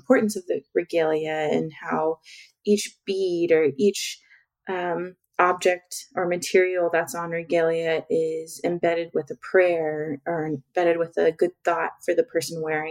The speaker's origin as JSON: {"language": "English", "region": "Oklahoma", "country": "United States", "said": "I come from Oklahoma, all over in many rural city, rural towns all over Oklahoma."}